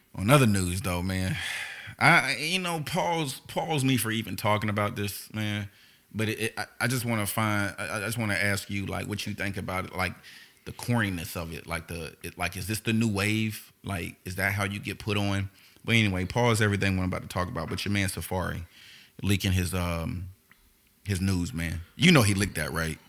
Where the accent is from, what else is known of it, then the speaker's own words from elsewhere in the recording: Houston, Texas, United States; I was raised in Houston